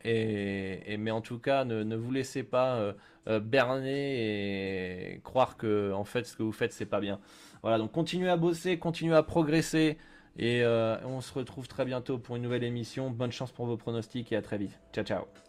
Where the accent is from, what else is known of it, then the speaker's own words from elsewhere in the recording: France; chez nous en France